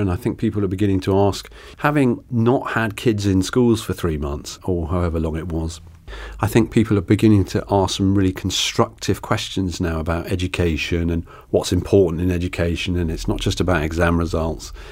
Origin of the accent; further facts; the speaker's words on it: Tiverton, South West England, United Kingdom; my first job was at the Tiverton Gazette, which is my hometown paper